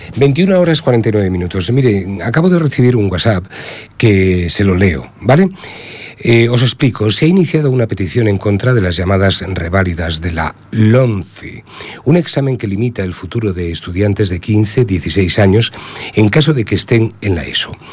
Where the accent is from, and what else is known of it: Spain